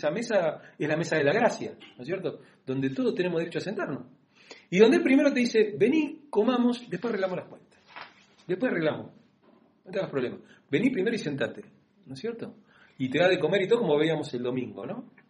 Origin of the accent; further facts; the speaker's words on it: Argentina; nosotros somos, más argentinos